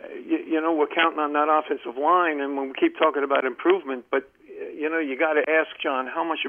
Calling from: Columbia, Maryland, United States; Hey, guys. … from Columbia

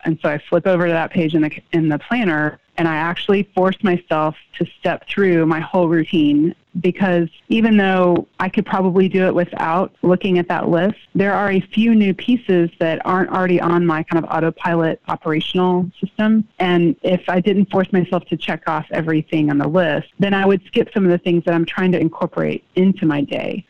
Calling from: Houston, Texas, United States; I am calling from Houston, Texas

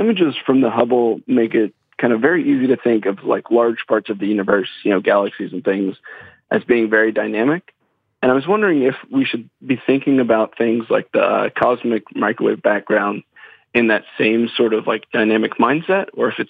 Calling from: Silver Spring, Maryland, United States; I'm calling from Silver Spring, Maryland.

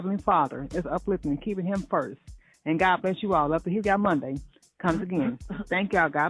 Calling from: Bastrop, Louisiana, United States; I'm calling from Bastrop, Louisiana.

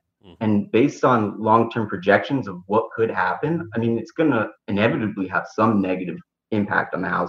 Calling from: Beacon, New York, United States; Beacon, New York.

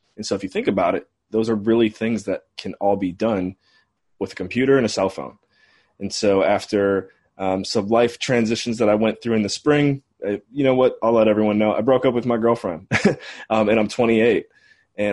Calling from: St. John's, Newfoundland and Labrador, Canada; So I'm calling in from St. John's, Newfoundland, Canada today, the first city in North America that the sun rises on every day.

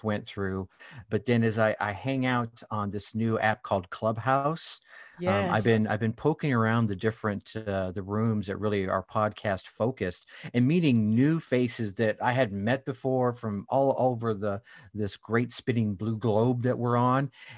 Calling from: Wisconsin, United States; I'm just north of Milwaukee, Wisconsin, the home of the Harley Davidson.

